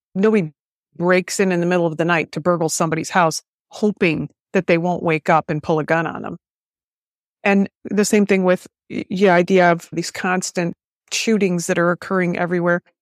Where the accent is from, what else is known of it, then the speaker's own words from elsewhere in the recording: United States; I'm an American.